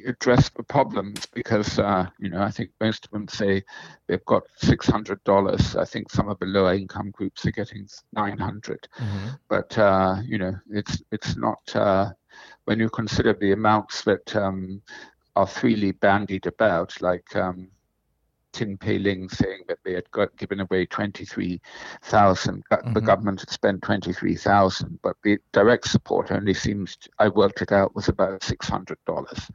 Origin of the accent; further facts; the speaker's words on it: Singapore; I grew up in Rebecca Road. I went to I primary school in St. Andrews